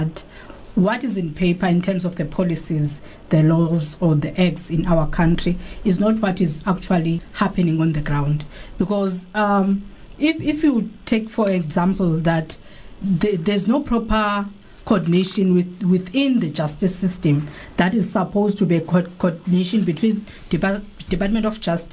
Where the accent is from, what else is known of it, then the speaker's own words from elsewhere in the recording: South Africa; as South Africans